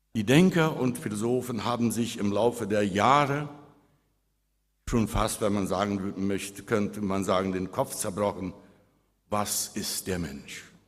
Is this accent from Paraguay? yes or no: yes; Friedensheim, Boquerón, Paraguay; als ich als Jugendlicher in Friedensheim auf einem Hof weit weg von Licht elektrischen Strom wohnte